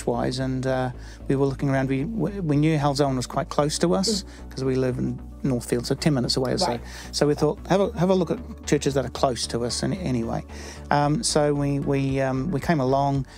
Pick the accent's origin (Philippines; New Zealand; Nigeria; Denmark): New Zealand; accent: New Zealander; moved away as an adult; now in United Kingdom; I still sound like a New Zealander